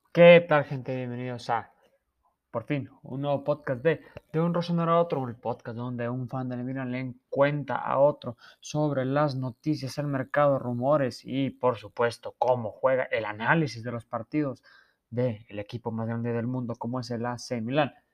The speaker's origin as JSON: {"language": "Spanish", "country": "Mexico", "said": "Yo que soy mexicano"}